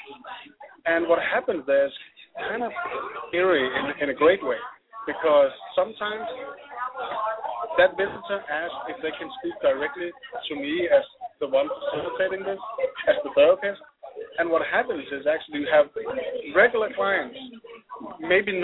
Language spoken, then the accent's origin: English; Denmark; I'm from Denmark.